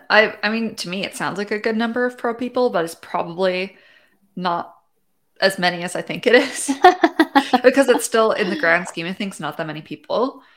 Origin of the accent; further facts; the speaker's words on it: Canada; maybe it's just because I'm Canadian